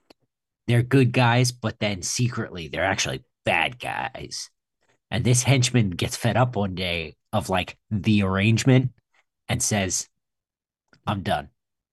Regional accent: Roswell, New Mexico, United States; I grew up near Roswell, New Mexico.

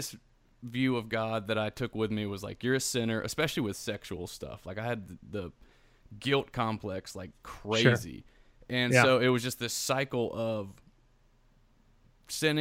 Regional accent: South Carolina, United States; I'm from South Carolina and like grew up Southern Presbyterian.

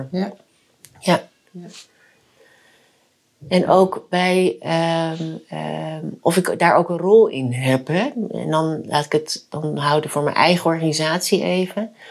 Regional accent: Friesland, Netherlands; also born or lived in South Korea; ik ben eh, geboren in Zuid-Korea. Ehm, en ik ben eh, geadopteerd in, eh, door een gezin of door twee ouders in, en naar Friesland verhuisd, een heel klein dorp.

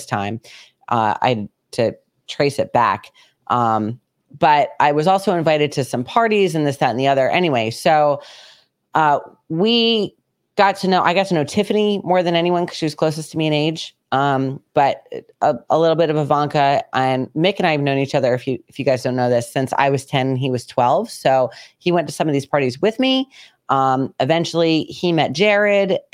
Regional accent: United States; We both grew up in New York and Connecticut. I grew up riding horses

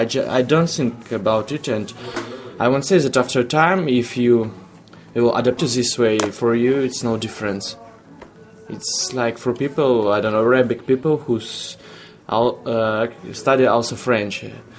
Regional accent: Ukraine; English is a second language; moved away as an adult; now in Czech Republic; I'm from Ukraine, and unfortunately for me, we used two languages, sometimes Ukrainian and Russian.

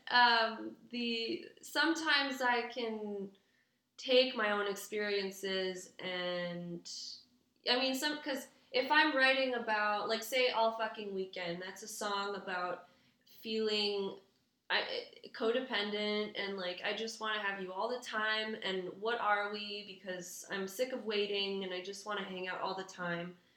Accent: Quebec City, Quebec, Canada; first language English; now in Montreal, Canada; Dutch American mom, French Canadian dad, and I grew up in Quebec City

